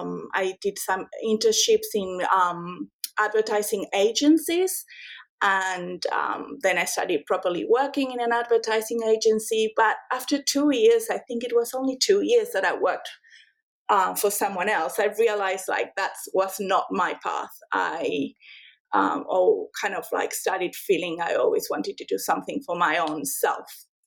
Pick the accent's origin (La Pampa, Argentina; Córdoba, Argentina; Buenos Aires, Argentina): La Pampa, Argentina; now in Australia; And these were all taken in this farm I grew up with in La Pampa.